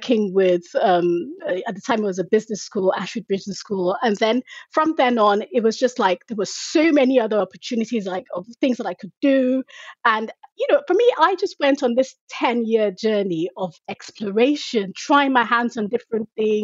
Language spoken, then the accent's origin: English; Nigeria; moved away as an adult; also born or lived in United Kingdom; now in Dallas, United States; I was actually born and raised in Nigeria, and I schooled in Nigeria as well.